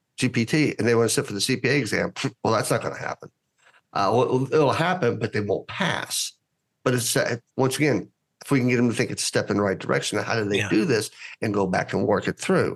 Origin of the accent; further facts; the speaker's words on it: United States; being Greek American